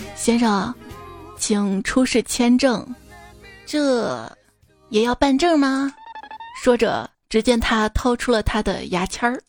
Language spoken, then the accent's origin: Chinese; Xi'an, Shaanxi, China; 我作为一个西安人啊，西安菜很好吃